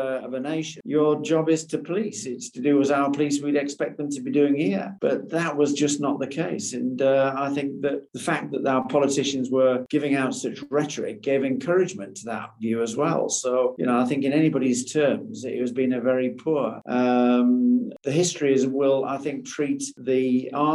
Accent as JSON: {"language": "English", "country": "United Kingdom", "said": "us as a British nation"}